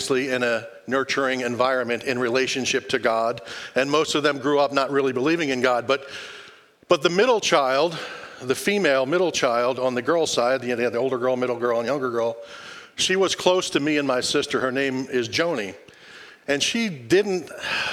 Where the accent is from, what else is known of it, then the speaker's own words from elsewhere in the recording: outside of Philadelphia, Pennsylvania, United States; moved away; I grew up outside of Philadelphia